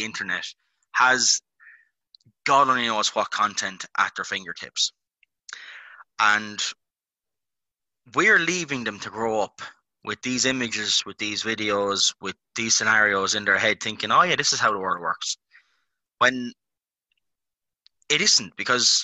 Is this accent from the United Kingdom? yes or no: no; Ireland; we're all Irish, guys. We've all grown up in this country.